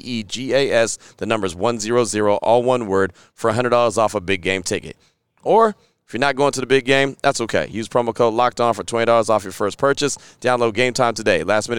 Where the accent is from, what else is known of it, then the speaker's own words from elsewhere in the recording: California, United States; I know. I'm from the Bay, so I know.